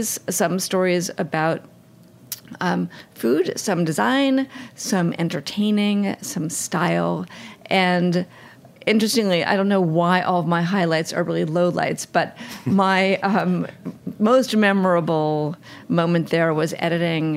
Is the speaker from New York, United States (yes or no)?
yes; New York City, New York, United States; I grew up in New York City